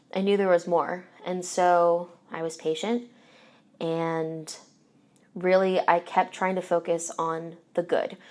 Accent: Philadelphia, Pennsylvania, United States; moved away as an adult; now in Indianapolis, United States; so I'm originally from Philadelphia, And probably from when I was four until high school

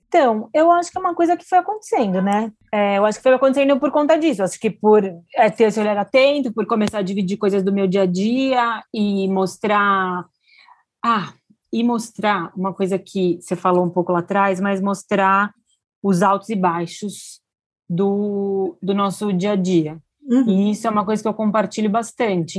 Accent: Brazil; first language Portuguese; eu, brasileira que fala português

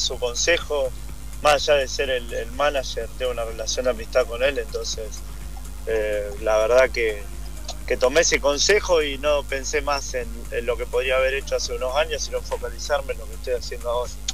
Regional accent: Argentina; moved away as an adult; now in United States; al ser argentino

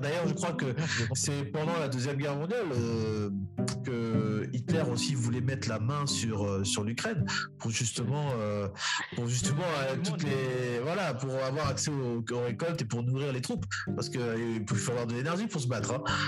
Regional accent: Republic of the Congo; nous intéresser en tant que Congolais

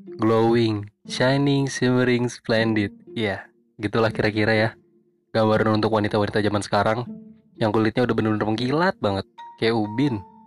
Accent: Jakarta, Indonesia; Gua orang Jakarta

